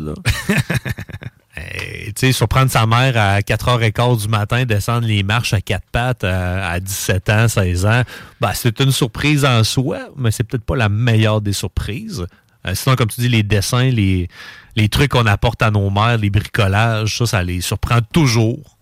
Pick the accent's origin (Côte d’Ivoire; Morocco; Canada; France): Canada; Quebec City, Quebec; je je viens de Québec, je viens de Charlebourg